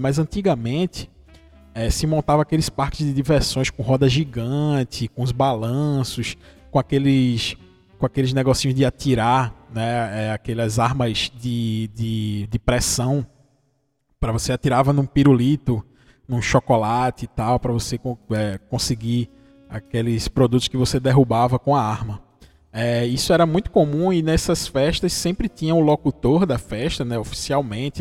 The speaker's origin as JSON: {"language": "Portuguese", "region": "interior of Pernambuco", "country": "Brazil", "said": "eu sou do interior de Pernambuco, você já deve ter percebido pelo sotaque. Eu sou de uma cidadezinha aqui do interior de Pernambuco"}